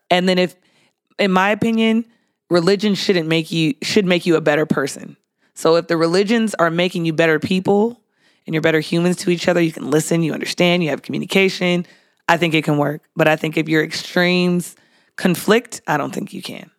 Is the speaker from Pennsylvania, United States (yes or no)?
no; San Diego, California, United States; I grew up in San Diego.